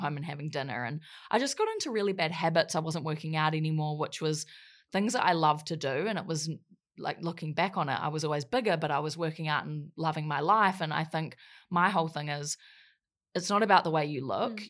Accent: Wellington, New Zealand; moved away; also born or lived in Gold Coast, Australia; in Wellington, New Zealand for most of my life. And I grew up there

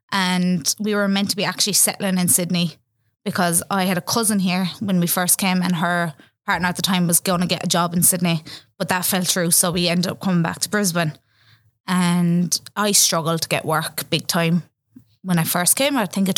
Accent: Ireland; moved away; Being Irish and everything.

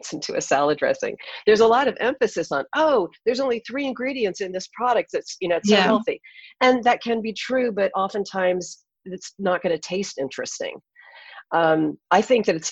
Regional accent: California, United States; also born or lived in Hawaii; I grew up in California

